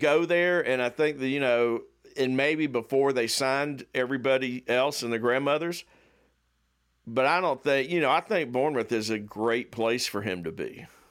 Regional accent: the South, United States; I grew up in the South and nobody played soccer

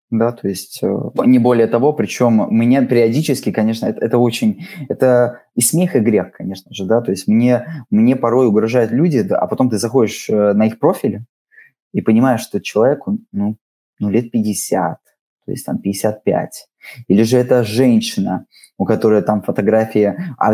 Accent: Riga, Latvia; Но я абсолютно рос в этой среде. Во-первых, я из Балдырая, да, то есть давайте так, в Балдырае вы редко встретите людей, которые говорят по-латышски, даже те латыши, которые там есть, в основном говорили по-русски.

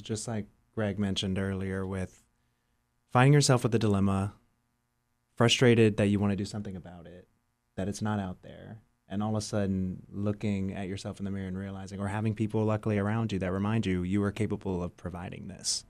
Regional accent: New Iberia, Louisiana, United States; growing up in New Iberia and just in the South in general

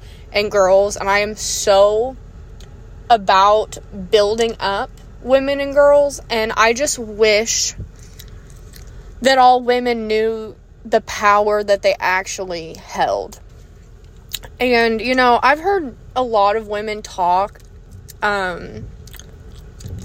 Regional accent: United States; being an American

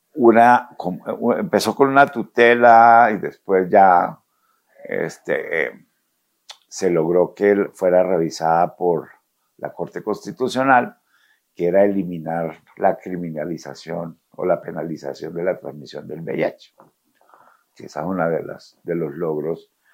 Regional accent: Ocaña, Norte de Santander, Colombia; yo soy de Ocaña, norte de Santander

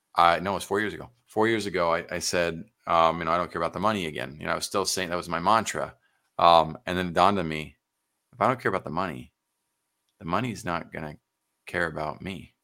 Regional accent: San Antonio, Texas, United States; I'm Texan through and through, San Antonio

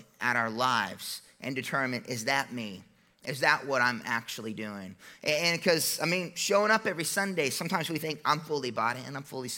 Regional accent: United States; I'm an American

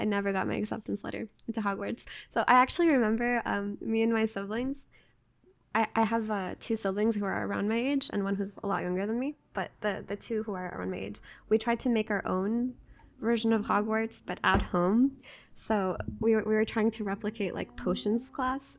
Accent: Jordan; moved away; also born or lived in United States; I grew up in Jordan

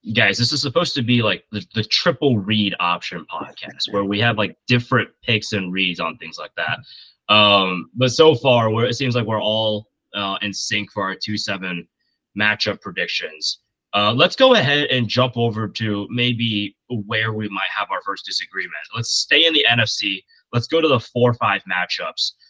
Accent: north of Indianapolis, United States; I grew up just uh, north of Indianapolis

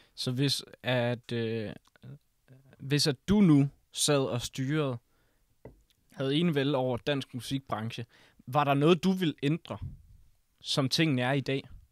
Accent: Risskov, Central Denmark Region, Denmark; jeg kommer fra Rigsgaard

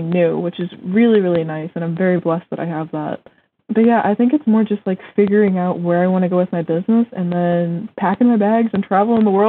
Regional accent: Massachusetts, United States; yeah, I go to school in Vermont, but I'm from Massachusetts.

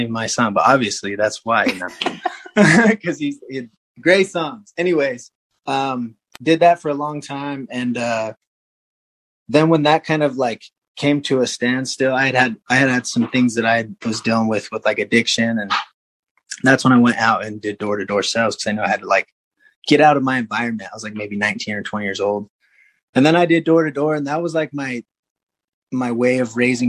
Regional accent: Salt Lake City, Utah, United States; I grew up in Salt Lake City

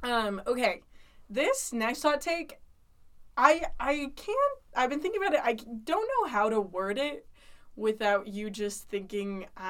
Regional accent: Utah, United States; also born or lived in Pennsylvania; Originally spent the first 5 years of my life in Pennsylvania, and then again moved here to Utah.

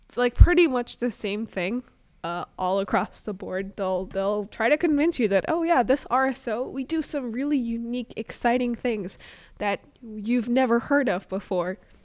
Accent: Arkansas, United States; also born or lived in Chicago suburbs, Illinois; now in Brooklyn, New York, United States; I was really sheltered growing up in Arkansas and, you know, um, living in the Chicago suburbs

